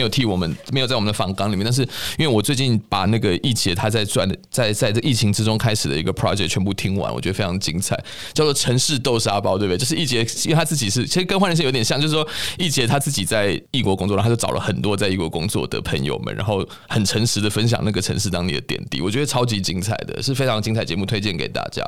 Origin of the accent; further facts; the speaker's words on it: Taiwan; 我们台湾人